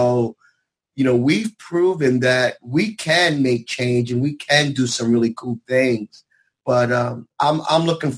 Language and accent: English; New York City, New York, United States; I'm from Brooklyn